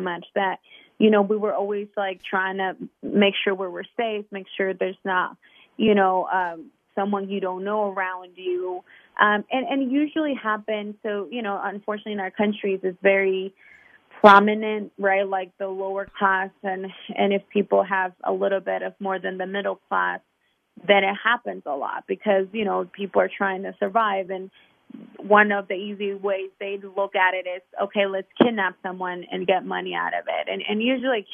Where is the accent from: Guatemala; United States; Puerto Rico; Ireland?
Guatemala; Guatemala City, Guatemala Department; I'm actually originally from Guatemala City, or Guatemala. We lived at in the city